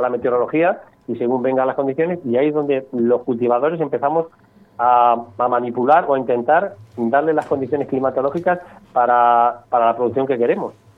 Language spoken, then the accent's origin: Spanish; Cuenca, Castilla-La Mancha, Spain; yo soy de Cuenca